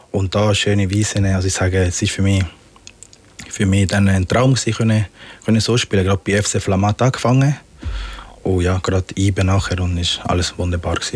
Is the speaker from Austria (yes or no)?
no; Magdalena, Colombia; Ich bin auch ganz äh, am Strand mit meinen Großeltern aufgewachsen. In äh, Parque Tayrona heißt es.